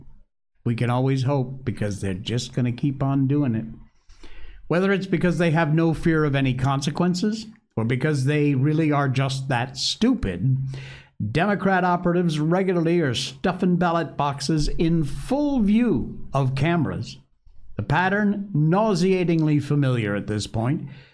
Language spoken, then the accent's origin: English; Connecticut, United States; Connecticut, my home state